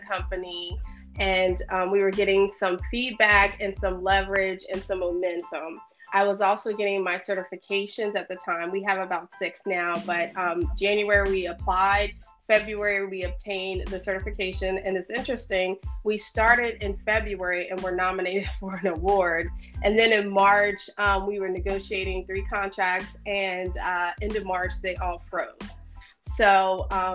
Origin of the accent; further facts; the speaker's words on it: Sterling, Virginia, United States; I grew up in Northern Virginia in a town called Sterling